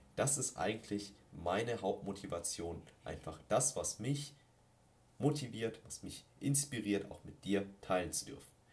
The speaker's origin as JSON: {"language": "German", "town": "Ingolstadt", "region": "Bavaria", "country": "Germany", "tie": "born or raised there", "said": "gebürtig aus Ingolstadt und lebe immer noch hier"}